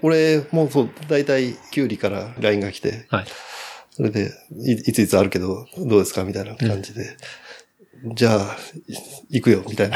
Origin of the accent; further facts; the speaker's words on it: Ageo, Saitama, Japan; also born or lived in Kumagaya, Saitama; もうずっと生まれた時から上尾で